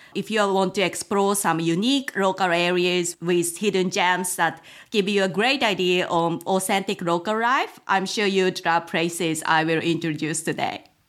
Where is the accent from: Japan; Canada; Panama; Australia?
Japan; also born or lived in United Kingdom / Tokyo, Japan / Gifu Prefecture, Japan; I'm originally from Japan, in fact, not too far from where I currently live.